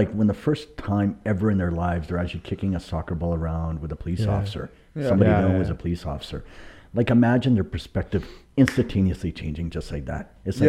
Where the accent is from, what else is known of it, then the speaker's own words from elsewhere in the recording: Ladner, British Columbia, Canada; In Lander.